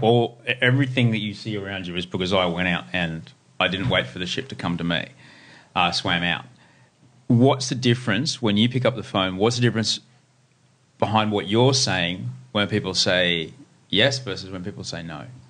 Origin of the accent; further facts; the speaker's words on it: Brisbane, Queensland, Australia; now in Sydney, Australia; I grew up in Brisbane